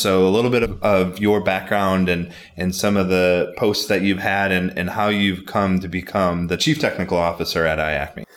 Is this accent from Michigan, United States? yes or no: yes; Bay City, Saginaw, Midland area, Michigan, United States; I grew up in Bay City, Saginaw, Midland area